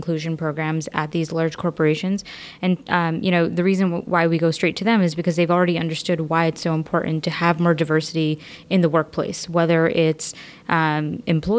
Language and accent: English; New York City, New York, United States; I'm a native New Yorker, born and brought up in Queens